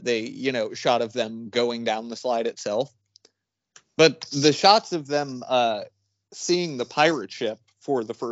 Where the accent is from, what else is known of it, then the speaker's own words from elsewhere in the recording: Lewiston, United States; when I was a kid, I grew up in Lewiston